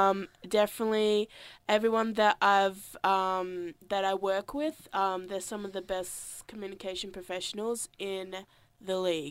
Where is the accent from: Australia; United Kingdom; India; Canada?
Australia; South Australia; moved away as an adult; now in Melbourne, Australia; I've been living in Melbourne for 3 to 4 years. I'm originally from South Australia. My background is Aboriginal and Romanian. My mother is Romanian. My father is Aboriginal.